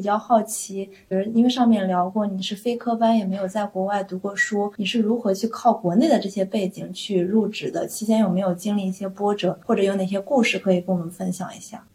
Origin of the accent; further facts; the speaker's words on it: China; 我们中国人